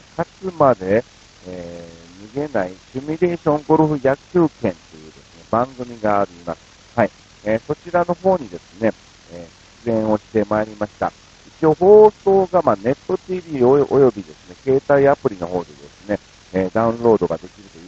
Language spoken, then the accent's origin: Japanese; Kansai, Japan; born or raised there; moved away